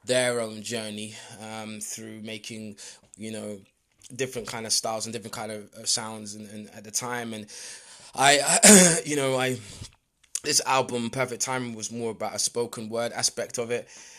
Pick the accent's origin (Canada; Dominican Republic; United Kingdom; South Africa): United Kingdom; London; I was born in London, born and raised in London, Northwest London.